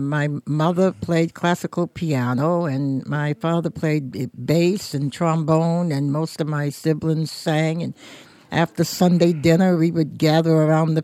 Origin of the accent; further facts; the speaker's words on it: Portsmouth, New Hampshire, United States; being born and raised in Portsmouth